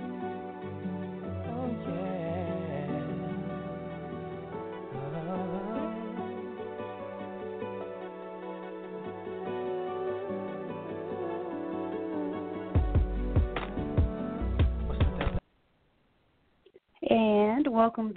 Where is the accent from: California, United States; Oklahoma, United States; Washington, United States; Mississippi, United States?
Washington, United States; Seattle; I'm from Seattle